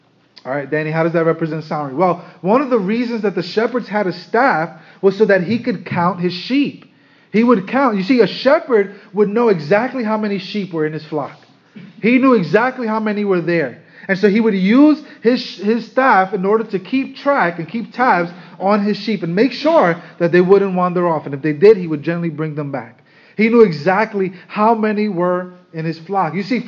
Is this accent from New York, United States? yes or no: yes; Brooklyn, New York, United States; Now, I know you, most of us here, we're from Brooklyn.